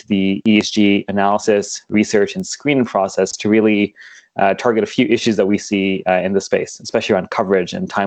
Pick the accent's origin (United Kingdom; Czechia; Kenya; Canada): Kenya; moved away; where I grew up in Kenya